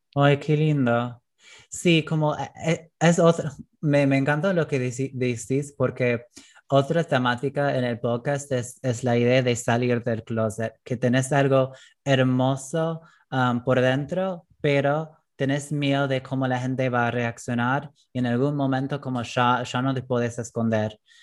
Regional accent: United States; Spanish is a second language; moved away as an adult; now in Argentina; la cultura en que crecí en Estados Unidos

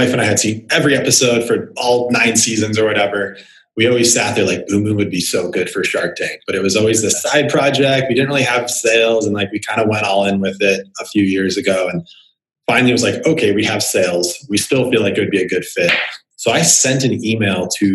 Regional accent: Phoenix, Arizona, United States; I grew up in Phoenix watching Charles Barkley

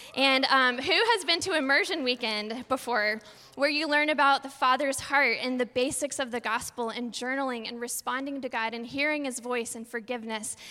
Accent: Texas, United States; We're from Texas, so we say, hey, y'all

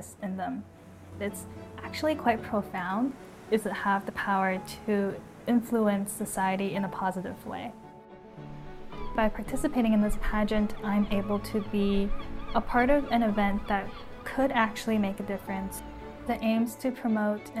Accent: Vancouver, British Columbia, Canada; I was born and raised in Vancouver, Canada, which is a very multi-ethnic city

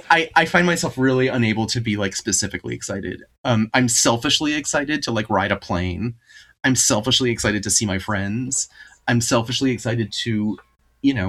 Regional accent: Vermont, United States; I'm from Vermont

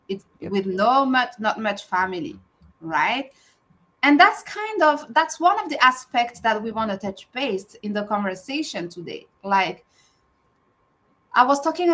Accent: France; moved away as an adult; now in Canada; I'm not from North America. I'm from France, and I moved to Canada like more than 10 years ago, 12 years ago, actually

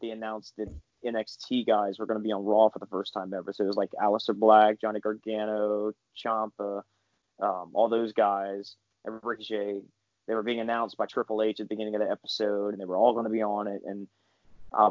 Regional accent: Central Louisiana, United States; I'm from Central Louisiana

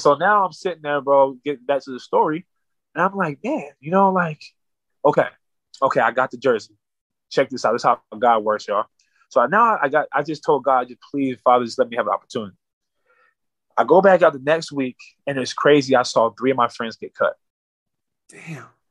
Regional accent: Winslow, Arizona, United States; from my hometown at that time, nobody was playing at no high level like that. So I got a chance to really make a, a name for Winslow, Arizona

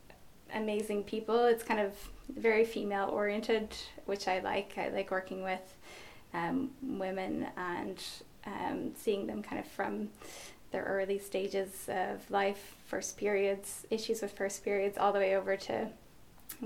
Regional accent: United States; now in Ireland; I'm an American, but I live in Ireland.

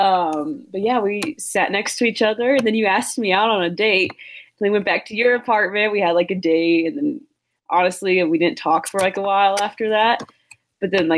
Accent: Plainfield, Illinois, United States; also born or lived in LaPorte, Indiana; when I was like two-ish, I moved to Plainfield, Illinois, which is 30 minutes south of Chicago

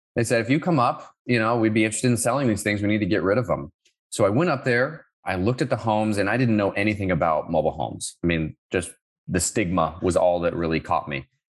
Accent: Orlando, Florida, United States; moved away as an adult; also born or lived in Sioux Falls, South Dakota / Finland; I grew up around Orlando, Florida

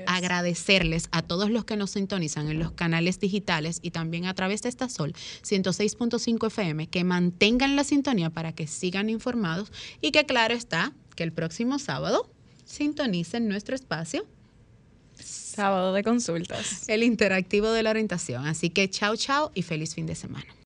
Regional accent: Azua, Dominican Republic; yo soy azuano

